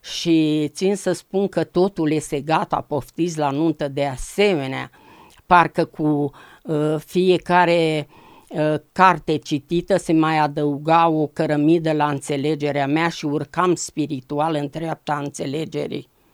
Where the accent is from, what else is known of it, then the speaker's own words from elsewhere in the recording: a village near Târgoviște, Dâmbovița County, Romania; M-am născut în Dâmbovița, într-un sat frumos de lângă Târgoviște